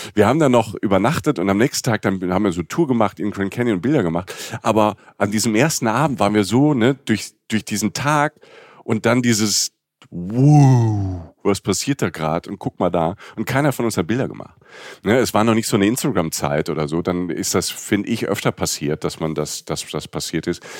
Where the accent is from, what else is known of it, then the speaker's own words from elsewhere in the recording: Rhineland-Palatinate, Germany; wenn du aus, vom Dorf kommst, irgendwie aus Südwestdeutschland, ähm, und wir hatten, ich komme aus der Pfalz